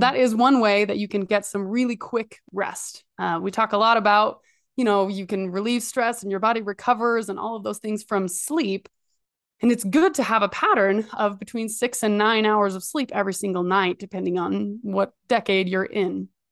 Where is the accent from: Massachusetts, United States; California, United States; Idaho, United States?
Idaho, United States; I'm from Idaho